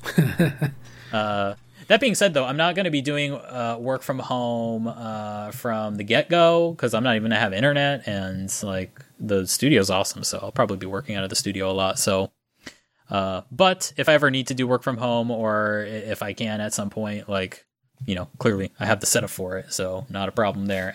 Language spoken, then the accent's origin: English; Florida, United States; moved away as an adult; now in Japan; I'm from Florida